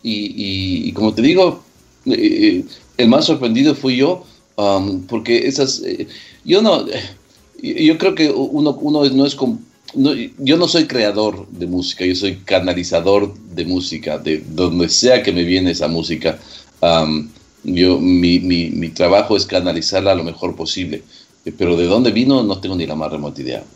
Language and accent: Spanish; Quito, Pichincha, Ecuador; also born or lived in Manta, Ecuador; nací en Manta. Claro, me crié en Quito totalmente